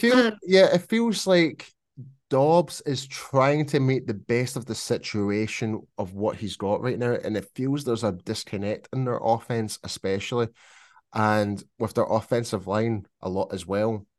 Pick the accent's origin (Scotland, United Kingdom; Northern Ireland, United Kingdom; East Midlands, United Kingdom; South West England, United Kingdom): Scotland, United Kingdom; accent: Scottish; my Scottish accent